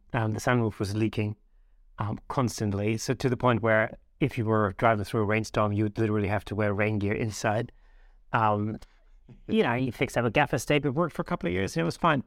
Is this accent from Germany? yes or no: yes; southwest Germany, Germany; where I grew up in the Southwest of Germany